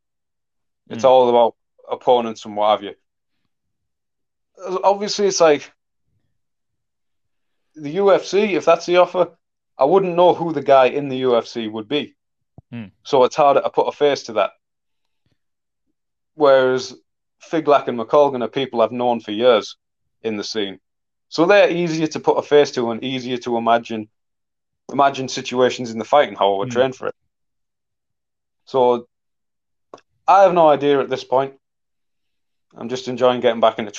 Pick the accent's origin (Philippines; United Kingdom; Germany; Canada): United Kingdom; Middlesbrough, North East England; people in my hometown happy